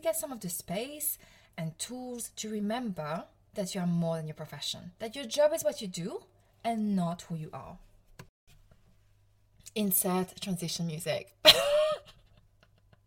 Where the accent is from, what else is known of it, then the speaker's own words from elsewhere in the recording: Provence-Alpes-Côte d'Azur, France; accent: French; English is a second language; moved away as an adult; now in United Kingdom; I'm from the south of France. I'm from Provence